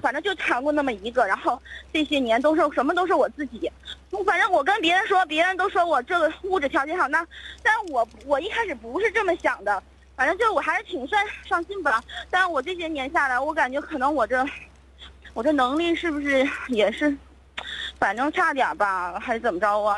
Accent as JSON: {"language": "Chinese", "town": "Changchun", "region": "Jilin", "country": "China", "also_born_or_lived": "Beijing", "moved": "as an adult", "said": "我家是长春的，然后那个，啊。呃，毕业以后就， 就去北京工作了"}